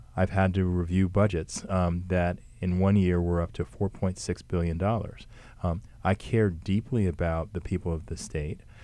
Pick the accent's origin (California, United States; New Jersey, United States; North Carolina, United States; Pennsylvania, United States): New Jersey, United States; Montclair; I was born and raised in Montclair